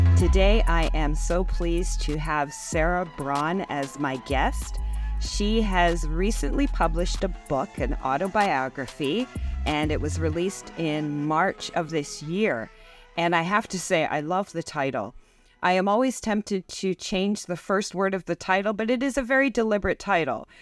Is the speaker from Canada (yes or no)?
yes; Canada; growing up in North America and growing up in Canada